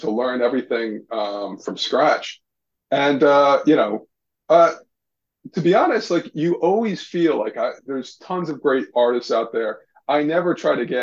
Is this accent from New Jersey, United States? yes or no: yes; West Trenton, New Jersey, United States; I grew up in West Trenton in New Jersey